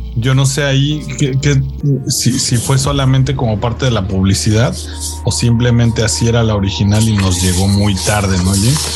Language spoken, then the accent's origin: Spanish; Mexico; los que somos mexicanos